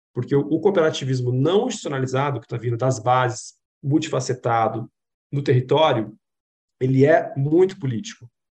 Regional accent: Maringá, Paraná, Brazil; eu venho de um estado muito muito cooperativista, que é o Paraná, eu nasci em Maringá, no Paraná

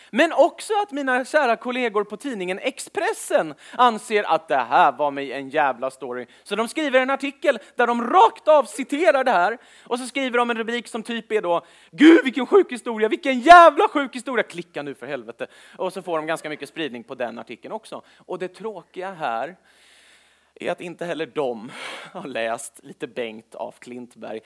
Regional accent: Stockholm, Stockholm County, Sweden; född och uppvuxen i Stockholm

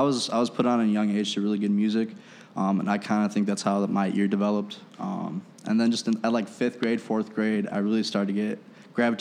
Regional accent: Aurora, Illinois, United States; I'm actually from Aurora

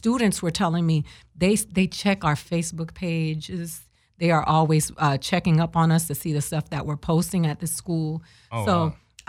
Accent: Dominican Republic; also born or lived in Boston, United States; I was born in Boston, and I didn't, my mom took me, because my dad got deported, so we went to the Dominican Republic with him, and I never went back to Boston.

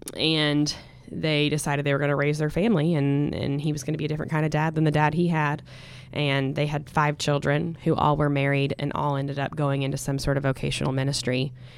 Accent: Stillwater, United States; born and raised in Stillwater, America

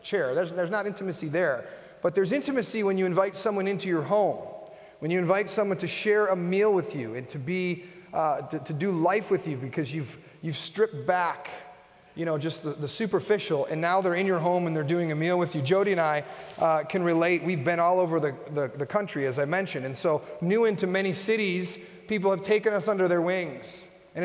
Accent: Buffalo, New York, United States; also born or lived in Fort Myers / Nashville / Cincinnati; I grew up in Buffalo. I'm a Buffalo guy

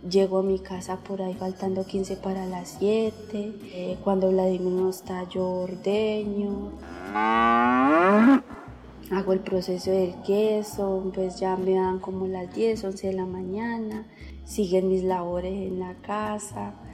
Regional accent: Florida, Valle del Cauca, Colombia; vengo del municipio de Florida, de la debería de Benecer. Tengo 25 años, yo soy casada

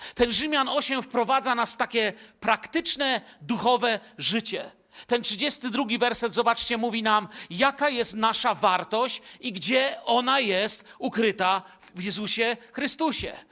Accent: Bielsko-Biała, Silesian Voivodeship, Poland; born or raised there

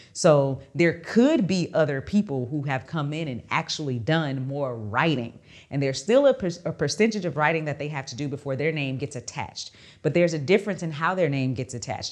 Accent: Texas, United States; I'm from Texas

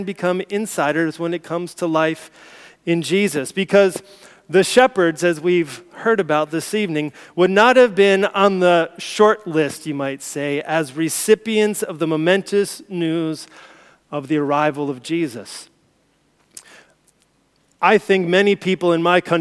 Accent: United States; moved away; as an American, as an outsider

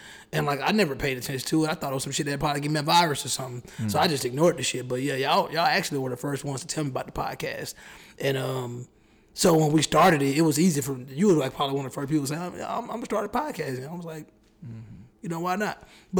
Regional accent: United States; I was born on American soil, but my parents weren't American slaves.

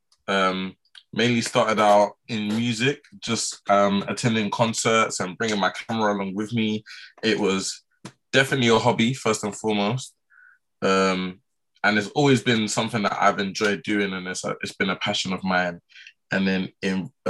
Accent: London, United Kingdom; I'm from Southwest, Mitcham, Southwest London

